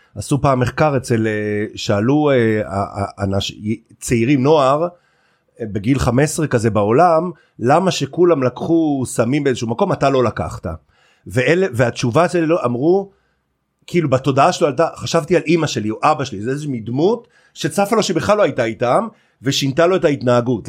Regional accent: Carmel, Haifa District, Israel; כילד שגדל בכרמל

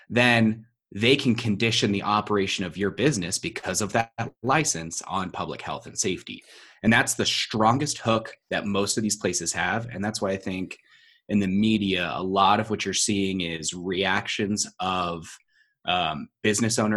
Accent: San Diego, California, United States; I'm actually from San Diego, and and San Diego's been fighting this a lot

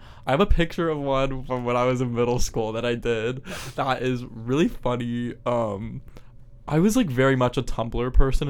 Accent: Pennsylvania, United States; moved away; I grew up in Pennsylvania, like, in the, like, farm area type of stuff.

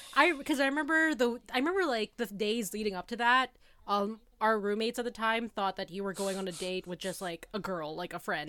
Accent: Toronto, Ontario, Canada; also born or lived in Kingston; I'm from Toronto

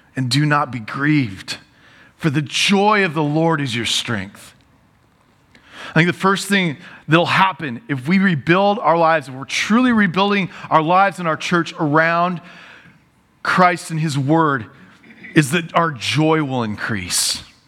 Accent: United States; I love being American

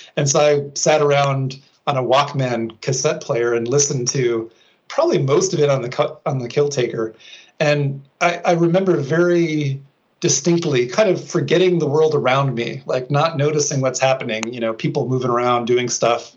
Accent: Minnesota, United States; moved away as an adult; when i was back in my hometown in minnesota

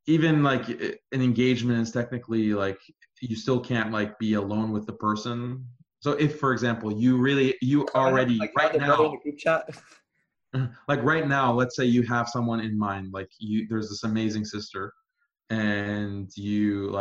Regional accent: Iran; moved away; I'm here from Iran. Persian

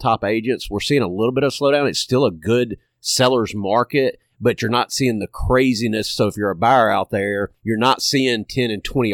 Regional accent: Hernando, Mississippi, United States; I'm born and raised in DeSoto County. I'm from Hernando

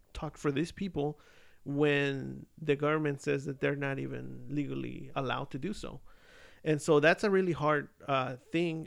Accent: Mexico City, Mexico; I'm from Mexico City. Like, I'm Mexican

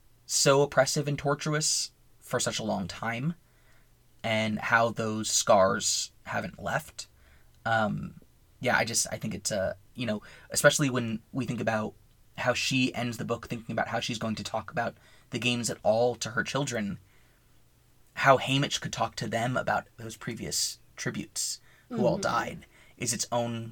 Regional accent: United States; as an American

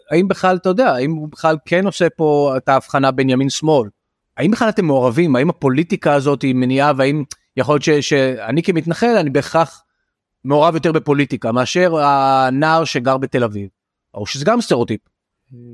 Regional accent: Tel Aviv, Tel Aviv District, Israel; אני תל אביבי, אני הומו

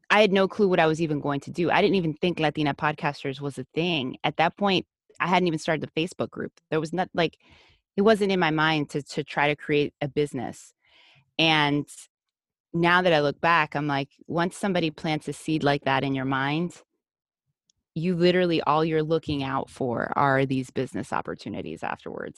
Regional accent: United States; first language Spanish; English is a second language; I was raised in the U S, but my first language was Spanish

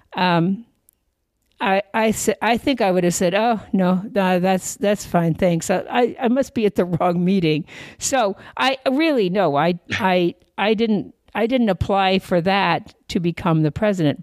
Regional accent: Puyallup, Washington, United States; also born or lived in Chelsea, Massachusetts; I was actually raised in uh, a little place called, well, it's not that little anymore, but when I was growing up, it was pretty pretty rural, but a little place called uh, Puyallup

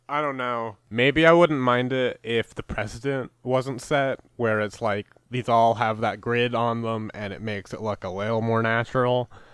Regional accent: Canada; I'm Canadian

